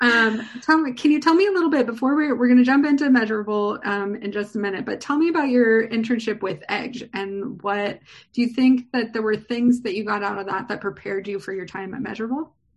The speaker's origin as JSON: {"language": "English", "town": "San Diego", "region": "California", "country": "United States", "tie": "born or raised there", "said": "as a native myself who was born and raised here."}